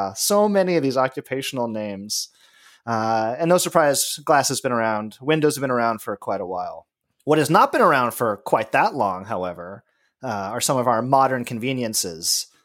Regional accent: Los Angeles, California, United States; moved away; I grew up in Los Angeles

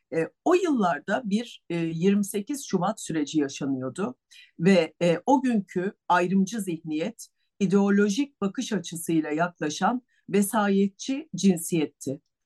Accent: Istanbul, Turkey; also born or lived in Bursa; İstanbul doğumluyum.

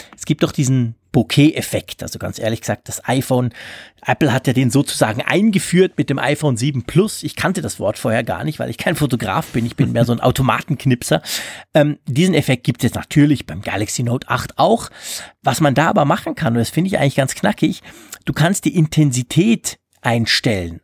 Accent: Switzerland

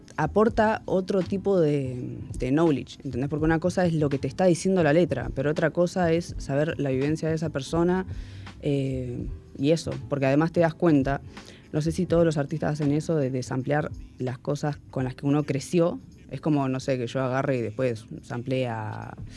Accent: Miramar, Buenos Aires Province, Argentina; moved away as an adult; now in Munro, Argentina; soy de Miramar, para todos los que dicen que soy de Mar del Plata, soy de Miramar.

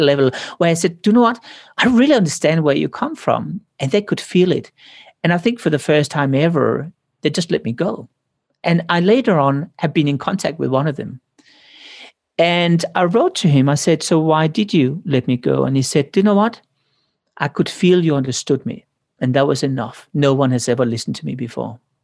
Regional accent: Denmark; moved away; I came from Denmark.

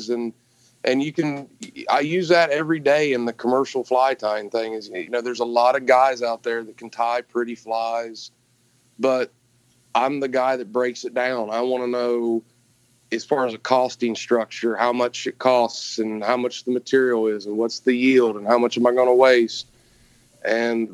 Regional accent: Gallipolis, Ohio, United States; When I was 18 months old, I think, the whole family came down here. And, man, I had the picture-perfect childhood. I grew up dead on the Ohio River

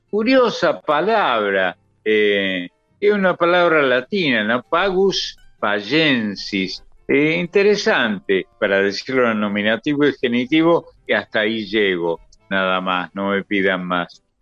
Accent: Lanús, Buenos Aires Province, Argentina; also born or lived in Córdoba, Argentina (birthplace); Made in Lanús. Yo soy

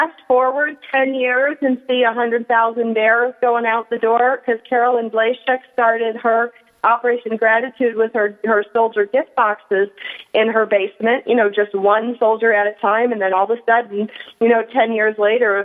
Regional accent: Canandaigua, New York, United States; I'm from Canandaigua

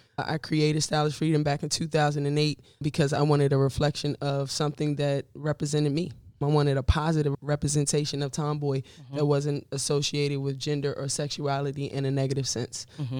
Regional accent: Largo, Maryland, United States; I was born and raised in Maryland, right outside of D.C., PG County, Largo. Is where I grew up, Kettering. You know, if you're from there, you'll know that. Yeah, I'm very proud to be from Maryland. I love just the richness of the African-American community and the culture.

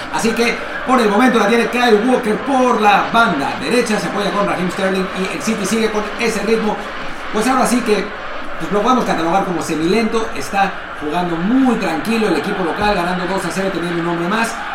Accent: Mexico; como mexicanos

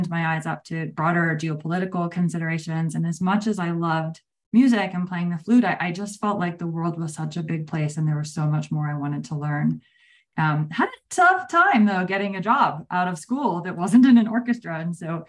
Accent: New Jersey, United States; now in Austin, United States; I grew up in New Jersey

